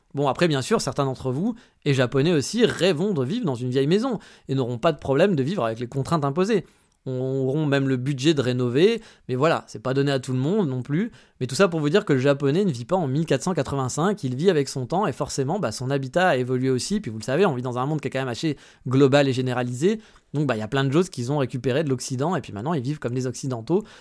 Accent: France; now in Japan; chez nous en France

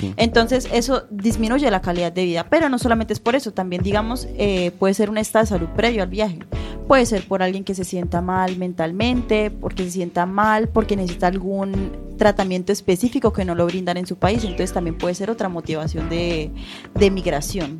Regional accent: Colombia; now in A Coruña, Spain; nosotros nos criamos en Colombia

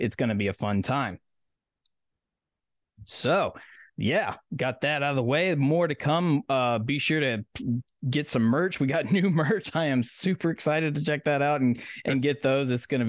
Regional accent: Tennessee, United States; right here in my home state of Tennessee

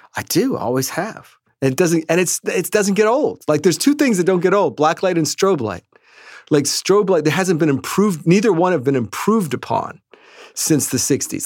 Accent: New York City, New York, United States; we grew up here in Manhattan

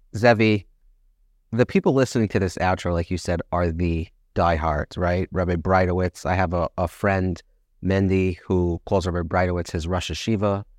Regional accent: United States; I'm from America

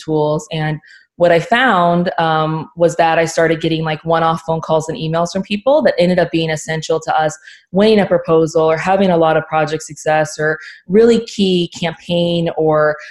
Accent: Oxford, Ohio, United States; I grew up in Oxford, Ohio

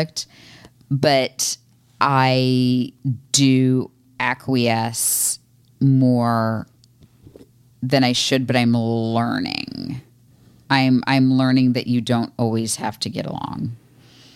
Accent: Florida, United States; moved away; I'm from Florida

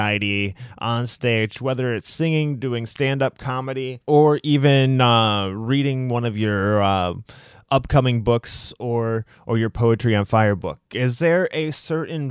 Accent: Iowa, United States; moved away; I'm originally from a state just north of Missouri. I'm originally from Iowa

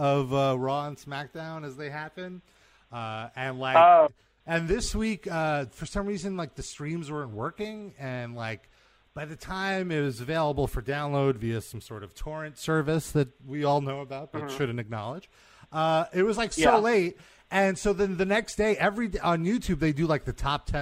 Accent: New York, United States; As a New Yorker

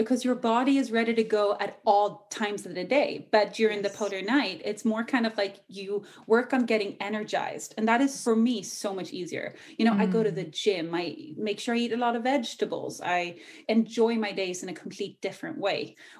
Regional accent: Ireland; accent: Irish; moved away; also born or lived in Australia / England; I kind of grew up living in Ireland for a few years. So you'll hear a hint of Irish. I actually usually had like a super thick Irish accent, but it faded over the years.

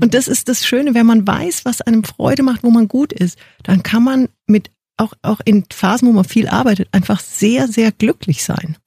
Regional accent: Munich, Bavaria, Germany; also born or lived in Indonesia / New Zealand / China; ich bin geboren in München, fünf Kilometer von BMW, vom Headquarter entfernt.

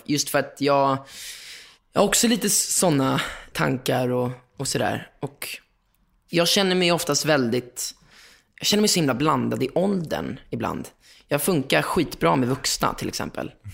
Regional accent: Lidingö, Stockholm County, Sweden; also born or lived in Östermalm, Stockholm; jag kommer från Lidingö, eller jag är uppvuxen på Lidingö Östermalm

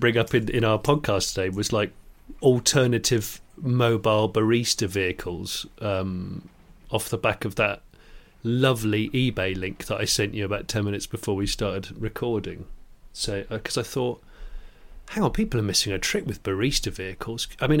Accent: United Kingdom; Which doesn't make any sense as a British person, let alone as a foreign person.

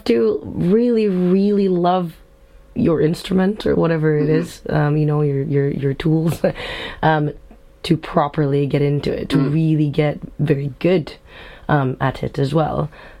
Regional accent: Stockholm, Stockholm County, Sweden; also born or lived in Jakarta, Indonesia; now in Scotland, United Kingdom; I grew up in Jakarta, in Indonesia, and then in Stockholm, Sweden. And then I've been in Scotland for the last 11 years now.

